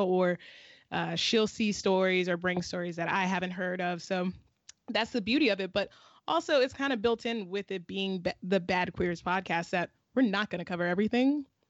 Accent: Southeastern Virginia, United States; Shayna and I are both from Virginia, but she's from Northern Virginia and I'm from Southeastern Virginia, which are two totally different worlds

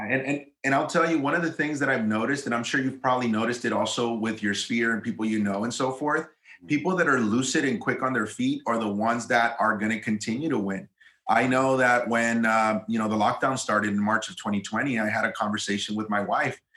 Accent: Eagle Pass, Texas, United States; moved away as an adult; also born or lived in Austin, Texas; from my hometown, which I'm from a small border town in South Texas called Eagle Pass, Texas

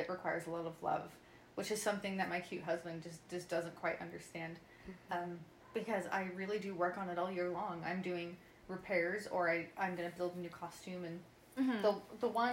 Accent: Utah, United States; I grew up in Utah

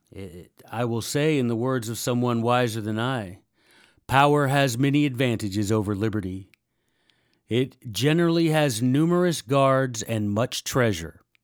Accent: Memphis, Tennessee, United States; I'm from Memphis, Tennessee

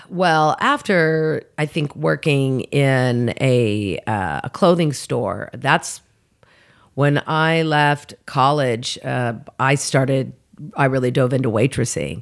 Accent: Oklahoma City, Oklahoma, United States; moved away as an adult; now in Los Angeles, United States; I'm originally from Oklahoma City, born and raised

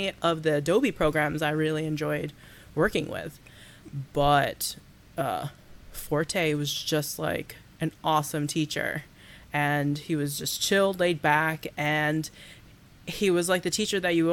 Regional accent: Baldwinsville, New York, United States; also born or lived in Oswego, New York; now in Syracuse, United States; I'm just from New York

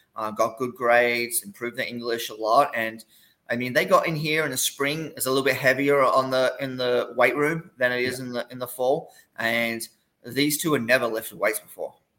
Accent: Gold Coast, Queensland, Australia; moved away as an adult; also born or lived in Tennessee / Iowa / Kansas; now in Corpus Christi, United States; I'm from the Gold Coast, which is about 40 minutes south of Brisbane

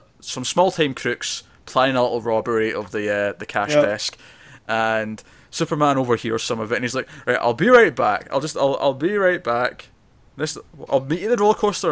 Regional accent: Scotland, United Kingdom; I'm Scottish

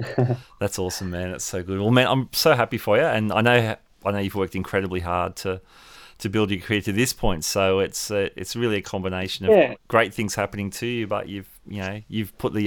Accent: Sydney, New South Wales, Australia; hailing from my hometown of Sydney

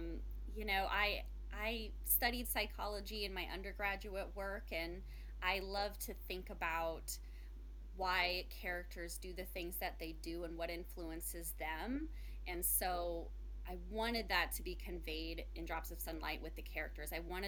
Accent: Colorado, United States; I grew up in Colorado, and I actually, as a little girl, my family owns 40 acres of land in Colorado, and when we first moved there

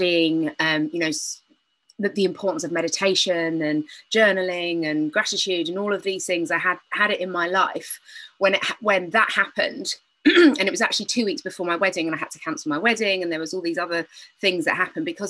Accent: United Kingdom; moved away; I am British. I know if you think I'm speaking funny

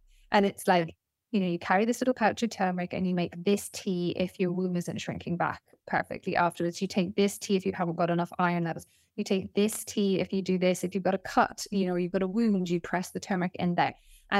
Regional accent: Nepal; We grew up in Nepal for part of my life. And then we also went to India a few times.

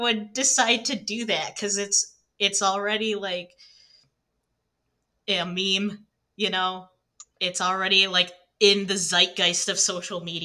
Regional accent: Michigan, United States; I'm from Michigan

